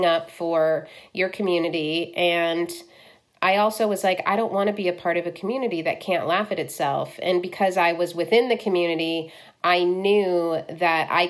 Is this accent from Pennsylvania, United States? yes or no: no; Cleveland, Ohio, United States; I grew up in Cleveland